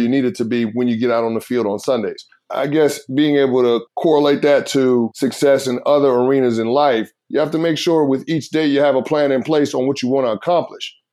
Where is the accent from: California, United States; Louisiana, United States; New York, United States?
New York, United States; New York City; moved away; Growing up as a kid in the Bronx, New York